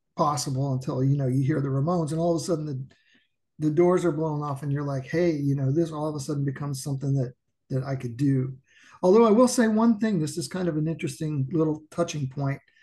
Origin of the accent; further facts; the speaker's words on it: Anderson, Indiana, United States; I'm from a small town outside of Indianapolis called Anderson, Indiana, which is about 30 miles north of Indianapolis.